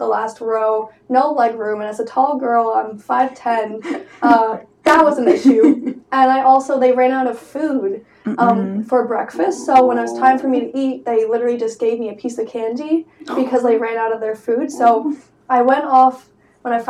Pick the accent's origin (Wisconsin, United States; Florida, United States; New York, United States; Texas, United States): New York, United States; as a New Yorker